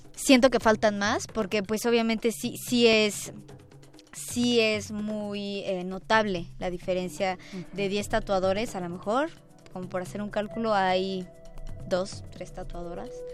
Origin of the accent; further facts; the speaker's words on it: Puebla, Mexico; now in Mexico City, Mexico; el estado de Puebla, que es donde yo nací, donde yo crecí.